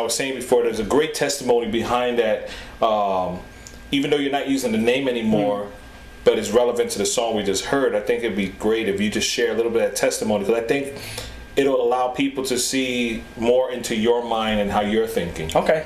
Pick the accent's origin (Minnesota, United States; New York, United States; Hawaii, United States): New York, United States; New York City; born and raised in the Bronx, in the South Bronx